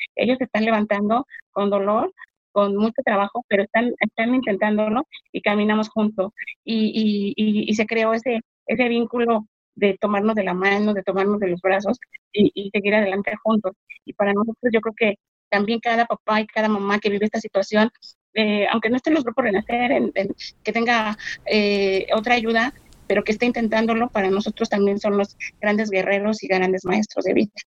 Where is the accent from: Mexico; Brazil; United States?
Mexico; Mexico City; soy de México, Ciudad de México.